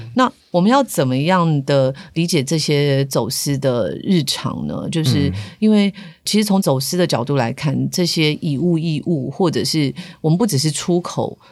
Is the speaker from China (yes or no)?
no; Taiwan; 我们台湾人还很喜欢吃的就是蛋菜哦